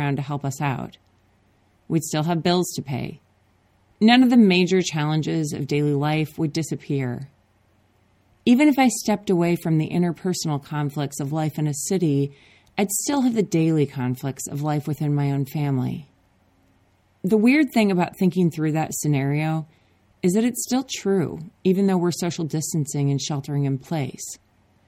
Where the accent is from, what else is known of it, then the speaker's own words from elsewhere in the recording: Minnesota, United States; now in Oakland, United States; I grew up in Minnesota where there are lakes